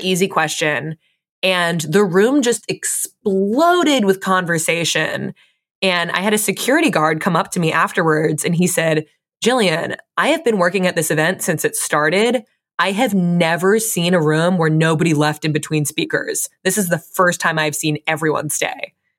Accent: Fairfield, Connecticut, United States; I grew up in Fairfield, Connecticut

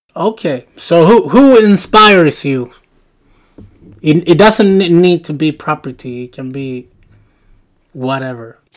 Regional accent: Sweden; I'm from Sweden, we live in Sweden

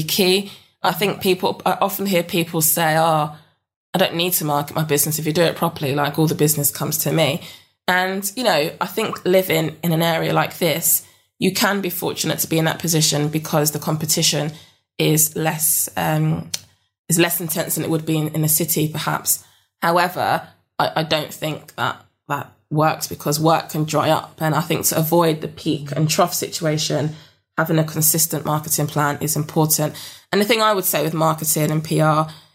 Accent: London, United Kingdom; moved away as an adult; now in Yorkshire Dales, United Kingdom; I'm from South London

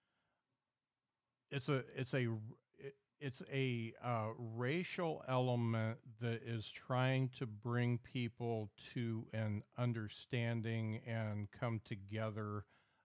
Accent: South Bend, Indiana, United States; moved away as an adult; now in Huntsville, United States; growing up in the South Bend area

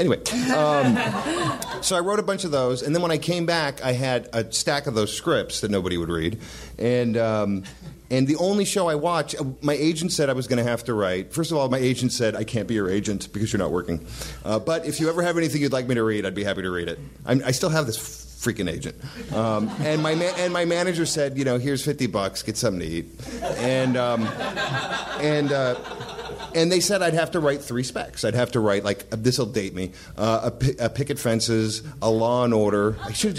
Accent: Whittier, California, United States; I grew up in Whittier

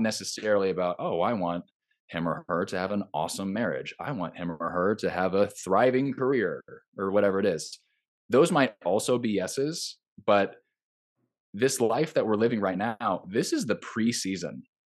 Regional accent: Southern California, United States; moved away as an adult; now in Nashville, United States; I grew up in Southern California, I live in Nashville now

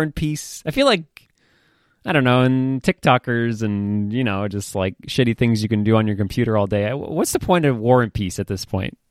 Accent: Maine, United States; I grew up in Maine. It's a pretty fucking terrible place to grow up.

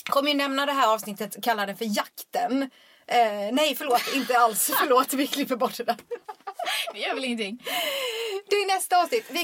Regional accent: Småland, Sweden; now in Stockholm, Sweden; Jag vet inte varför jag flyttade till Stockholm från Småland överhuvudtaget.

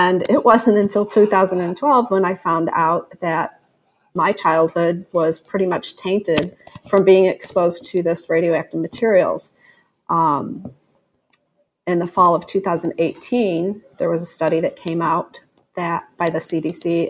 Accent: near Coldwater Creek, St. Louis County, Missouri, United States; I grew up near Coldwater Creek in a subdivision that was contaminated by continuous flooding into the neighborhood

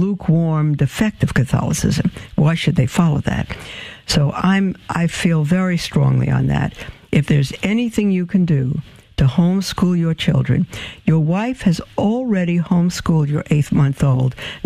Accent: New York City, New York, United States; we grew up as Jewish in Brooklyn

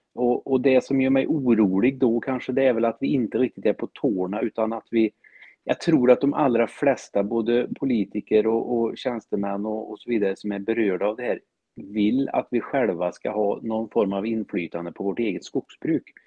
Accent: Värmland, Sweden; jag är en skogstokig värmlänning som älskar människor

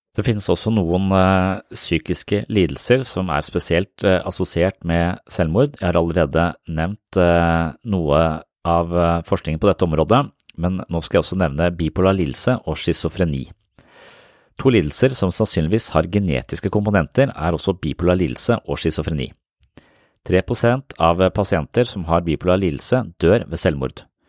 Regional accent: Nøtterøy, Vestfold, Norway; der jeg vokste opp, på Nøtterøy

